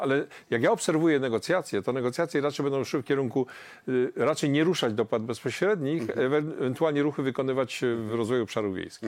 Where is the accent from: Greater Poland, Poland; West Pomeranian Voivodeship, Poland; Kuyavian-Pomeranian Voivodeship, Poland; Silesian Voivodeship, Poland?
Silesian Voivodeship, Poland; Ja jestem ze Śląska